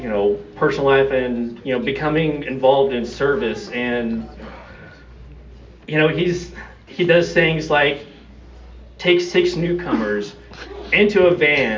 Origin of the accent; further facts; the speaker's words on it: Austin, Texas, United States; So I am from Austin, Texas. My home group is the Lambda Live and Let Live group on Sunday morning at 11 o'clock.